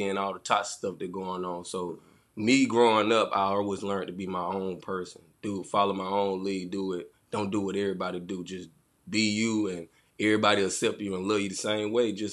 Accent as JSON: {"language": "English", "town": "Union", "country": "United States", "tie": "born or raised there", "said": "Union is really a small town city, but it really ain't too much for kids to mm-hmm. do down here. It's really like a, a retirement home"}